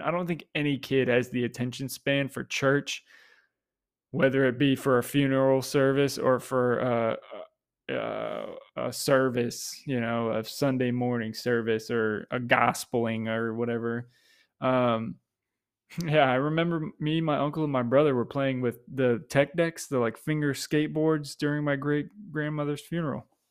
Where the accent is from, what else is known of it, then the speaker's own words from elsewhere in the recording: Tampa, Florida, United States; something I was immersed in growing up in Tampa